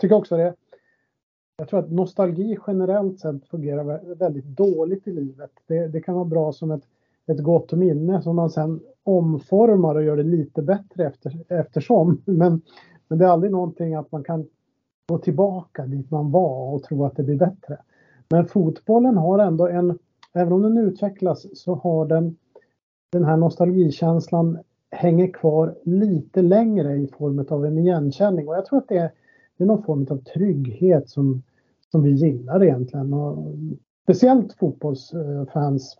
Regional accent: Boden, Norrbotten County, Sweden; moved away as an adult; now in Stockholm, Sweden; min uppväxt i Boden

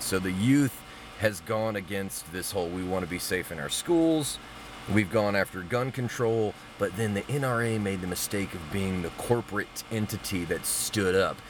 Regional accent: Mobile, Alabama, United States; I grew up in Mobile, Alabama.

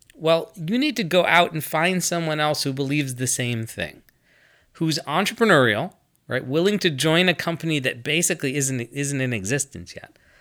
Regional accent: United States; I'm American

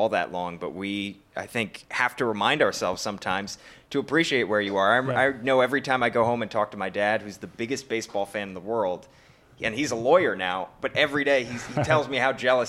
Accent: outside of Philadelphia, Pennsylvania, United States; moved away as an adult; also born or lived in Syracuse; I grew up outside of Philly.

